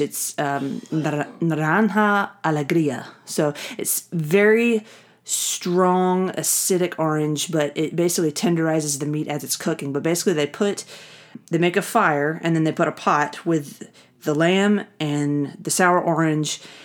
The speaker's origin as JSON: {"language": "English", "region": "the South", "country": "United States", "tie": "born or raised there", "said": "I grew up in the South"}